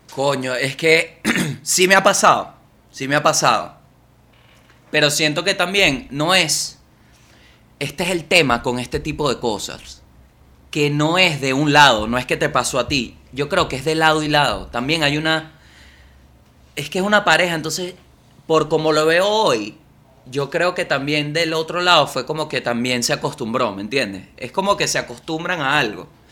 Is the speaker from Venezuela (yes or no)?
yes; Venezuela; moved away; Yo siento que Venezuela, desde que me fui